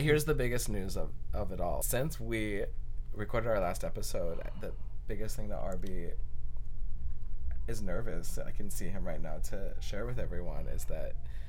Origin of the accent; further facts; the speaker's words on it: Portland, United States; moved away as an adult; also born or lived in New York / Berlin; I love Portland. Portland is my hometown. It's where I grew up.